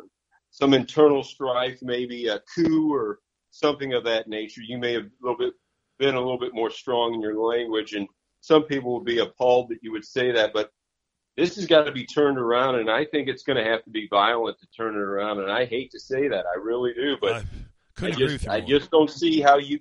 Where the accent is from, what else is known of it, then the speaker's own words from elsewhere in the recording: Crestwood, Missouri, United States; moved away as an adult; now in Cape Girardeau, United States; I grew up in Crestwood in South County